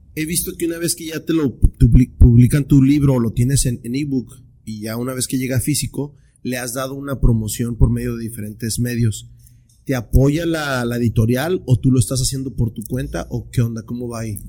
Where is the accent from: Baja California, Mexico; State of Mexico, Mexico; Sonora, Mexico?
Baja California, Mexico; Tijuana; muchos tijuanenses así somos